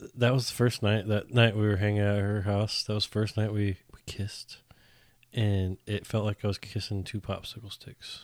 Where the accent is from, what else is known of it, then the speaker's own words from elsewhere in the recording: Northern California, United States; moved away as an adult; now in Texas, United States; come from Northern California where everybody votes correctly